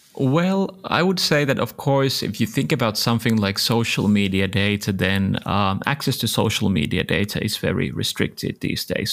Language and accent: English; Helsinki, Uusimaa, Finland; I'm from Helsinki